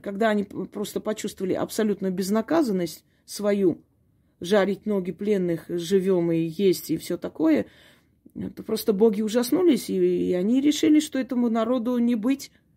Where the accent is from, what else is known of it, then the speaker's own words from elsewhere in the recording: Armenia; Я, я армянка, да, я никогда это не скрывала